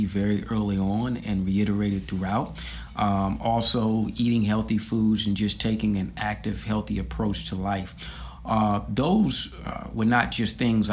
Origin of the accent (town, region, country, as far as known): Washington, District of Columbia, United States; born or raised there; also born or lived in Tallahassee, Florida